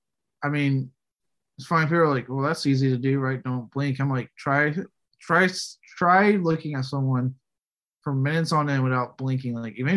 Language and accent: English; Texas, United States; because I'm born and raised in that state